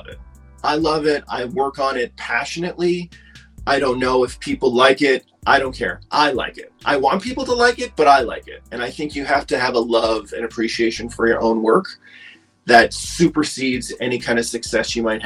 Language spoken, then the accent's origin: English; Halifax, Nova Scotia, Canada; now in Toronto, Canada; I'm actually from Halifax, which is in Nova Scotia